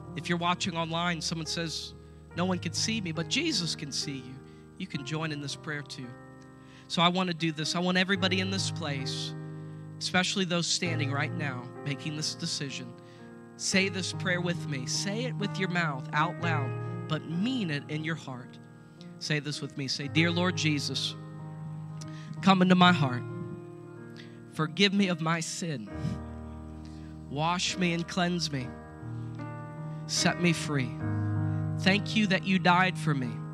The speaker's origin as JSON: {"language": "English", "town": "Coshocton", "region": "Ohio", "country": "United States", "tie": "born or raised there", "said": "I'm from Coshocton, so just so you know, I'm not religious, I'm just me. And so I was born and raised here"}